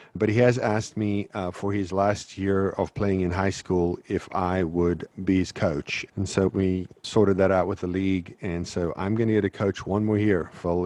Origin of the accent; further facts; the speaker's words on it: South Africa; moved away; I grew up in South Africa